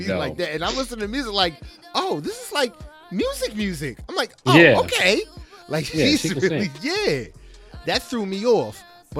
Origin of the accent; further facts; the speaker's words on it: New Jersey, United States; I claim Jersey house music because I'm from Jersey.